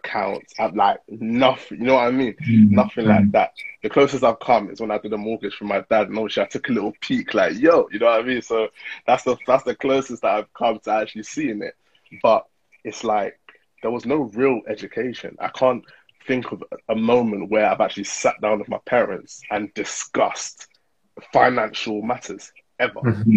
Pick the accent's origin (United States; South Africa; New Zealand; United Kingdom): United Kingdom; born or raised there; also born or lived in Nigeria (ancestry)